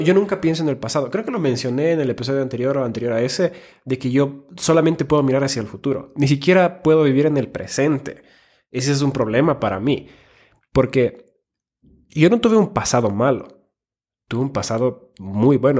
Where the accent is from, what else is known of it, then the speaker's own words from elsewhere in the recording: Finland; moved away; also born or lived in Ecuador; soy nacido en Finlandia, he vivido en Ecuador